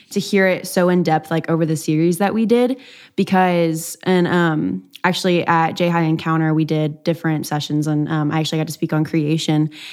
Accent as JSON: {"language": "English", "region": "East Texas", "country": "United States", "said": "I'm from East Texas, and so it's, like, a lot of Baptists"}